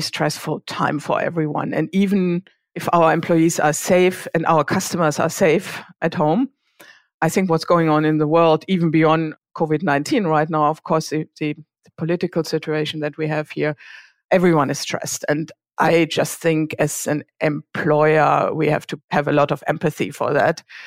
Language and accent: English; Germany; accent: German; English is a second language; moved away as an adult; also born or lived in Switzerland; now in Bay Area, United States; I grew up in a very small town in Germany. I guess you can tell from my accent